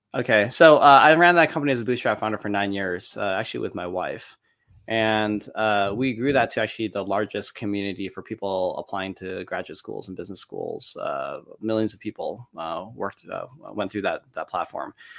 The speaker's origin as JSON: {"language": "English", "town": "Detroit", "region": "Michigan", "country": "United States", "tie": "born or raised there", "said": "born and raised in Detroit, Michigan"}